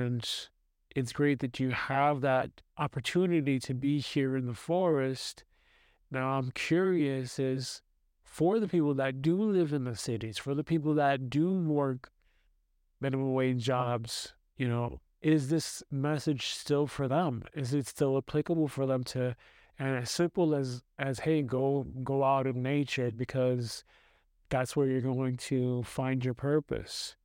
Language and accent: English; New York City, New York, United States; moved away as an adult; now in Austria; I grew up in New York City